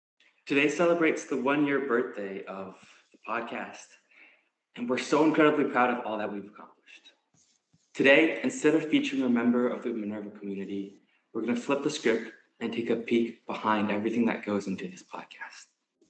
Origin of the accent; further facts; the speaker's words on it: Canada; I'm in M25. I'm also from Canada, and actually, like Julia, we're both Chinese Canadian